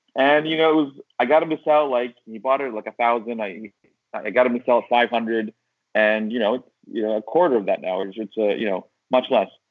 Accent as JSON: {"language": "English", "town": "Syracuse", "region": "New York", "country": "United States", "said": "I am from Syracuse, but I'm in Istanbul, Turkey, right now"}